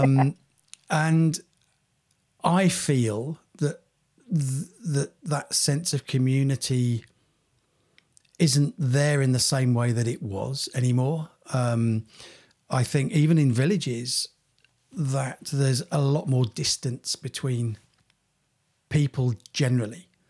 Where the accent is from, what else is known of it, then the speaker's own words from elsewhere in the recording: Cranfield, East of England, United Kingdom; when we were growing up in Cranfield, um, being a, a village